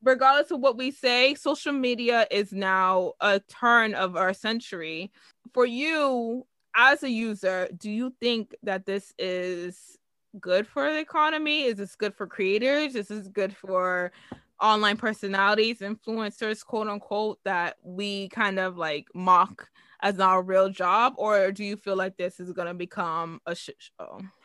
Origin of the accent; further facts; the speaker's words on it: United States; as an American